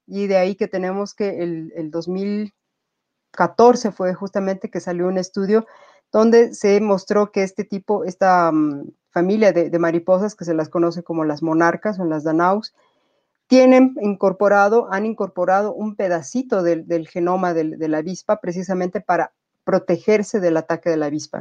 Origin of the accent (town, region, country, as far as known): Bolivia